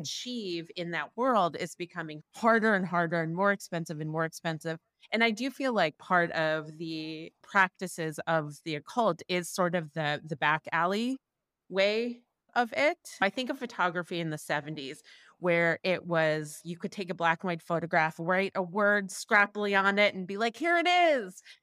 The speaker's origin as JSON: {"language": "English", "region": "New York", "country": "United States", "tie": "born or raised there", "said": "I grew up in Manhattan"}